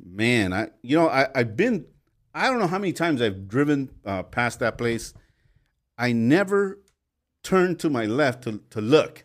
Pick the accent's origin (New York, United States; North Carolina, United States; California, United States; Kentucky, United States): California, United States; Los Angeles; growing up in Los Angeles